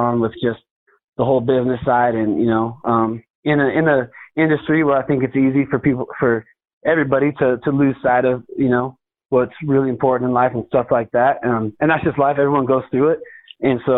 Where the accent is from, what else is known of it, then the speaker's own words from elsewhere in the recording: Winnemucca, Nevada, United States; the support that was behind me from my hometown and Northern Nevada in general